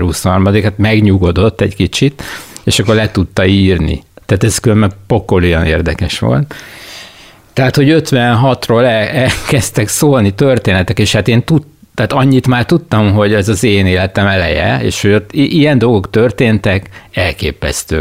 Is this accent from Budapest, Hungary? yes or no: yes; Budapest, Hungary; én az Új Lipót városba jártam általános iskolába, konkrétan Sziget utcába, és a Pannonia utca lakója voltam ebben az időben